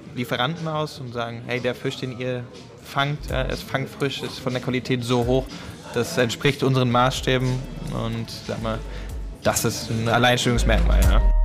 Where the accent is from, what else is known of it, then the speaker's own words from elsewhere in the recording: Heidelberg, Baden-Württemberg, Germany; moved away as an adult; now in Berlin, Germany; Ich komme ursprünglich aus Heidelberg, ja, sprich dem Südwesten Deutschlands, die Kurpfalz.